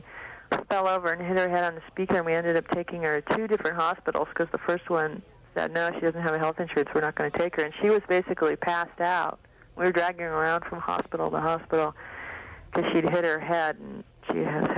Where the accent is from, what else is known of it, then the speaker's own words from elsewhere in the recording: Oakland, California, United States; I'm from Oakland.